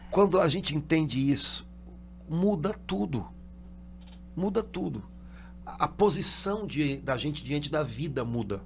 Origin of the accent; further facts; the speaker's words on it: Brazil; Eu sou brasileiro